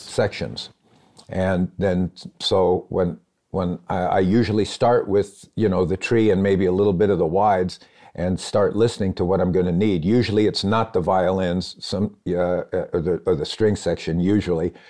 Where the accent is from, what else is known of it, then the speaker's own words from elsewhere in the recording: Phoenix, Arizona, United States; also born or lived in Los Angeles; now in Nashville, United States; I'm from Phoenix and I love it there